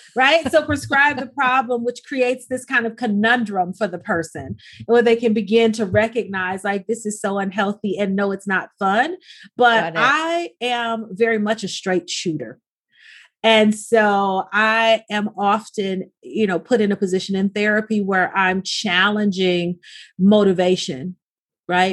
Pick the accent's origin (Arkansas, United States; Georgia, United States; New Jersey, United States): Arkansas, United States; now in Los Angeles, United States; growing up in the South is very, very different than growing up in the inner city of Los Angeles. It wasn't even as if we were in the suburbs, right? So in, in Arkansas, I could play outside past the streetlights